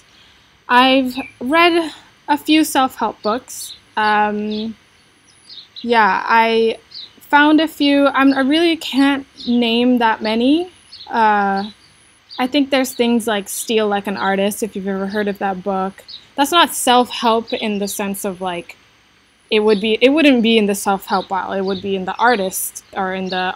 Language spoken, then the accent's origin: English; Indonesia; moved away as an adult; also born or lived in United States; I was born and raised in Indonesia to an Indonesian mother and an American father.